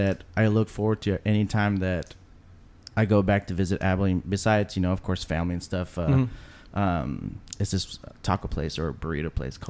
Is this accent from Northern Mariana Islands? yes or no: yes; Saipan, Northern Mariana Islands; now in Texas, United States; I'm the one half of Supercraft Bros. I am originally from an island called Saipan, which is in the far, far Pacific.